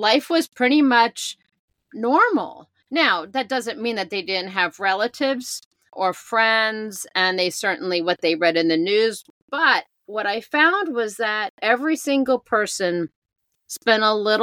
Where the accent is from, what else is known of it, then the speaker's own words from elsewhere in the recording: Princeton, New Jersey, United States; moved away; also born or lived in Washington, D.C.; I grew up in Princeton, New Jersey